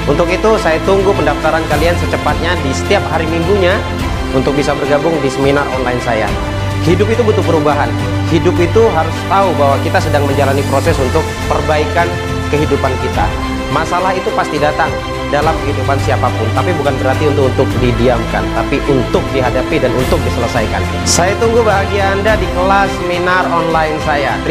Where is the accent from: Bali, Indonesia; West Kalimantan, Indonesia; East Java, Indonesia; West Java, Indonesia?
West Kalimantan, Indonesia; Pontianak; Saya asal Pontianak Salah satu profesi saya adalah Youtuber